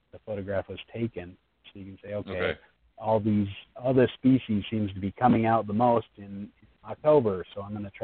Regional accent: United States; being an American

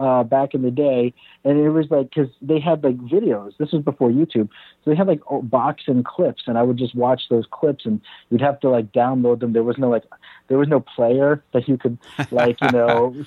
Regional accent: Cliffside Park, New Jersey, United States; moved away; also born or lived in Hoboken, New Jersey / Philippines; I was born in Hoboken, New Jersey. I grew up in Cliffside Park, New Jersey, not too far from there, over in Bergen County

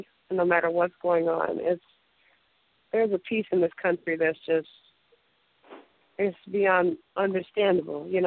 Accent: Fort Worth, Texas, United States; moved away as an adult; also born or lived in Dallas, Texas; now in Israel; I'm from Fort Worth, Texas, originally. I was born and raised there

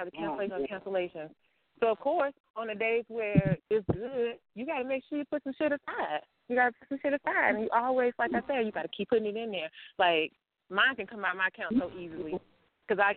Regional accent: Louisiana, United States; I am from Louisiana

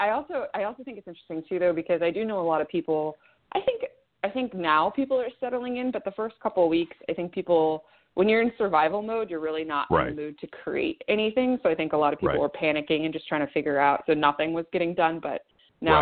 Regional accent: Chico, California, United States; moved away as an adult; now in Los Angeles, United States; I'm glad it was my hometown, and I'm glad I grew up there. But I couldn't wait to leave

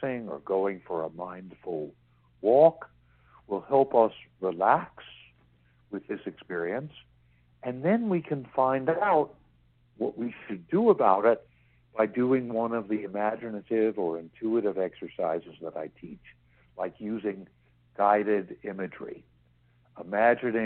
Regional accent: New York City, New York, United States; I grew up in New York City

